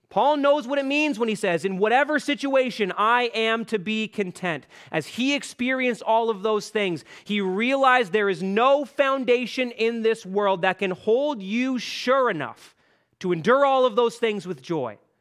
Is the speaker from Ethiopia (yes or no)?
no; Canada; Canadian Christians